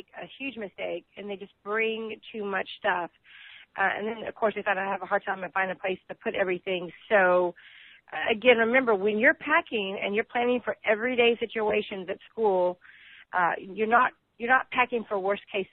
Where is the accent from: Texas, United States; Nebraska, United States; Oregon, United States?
Texas, United States; I'm from Texas